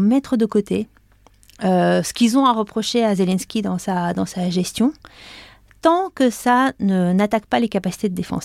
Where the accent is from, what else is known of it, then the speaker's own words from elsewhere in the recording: France; nous, en tant que Français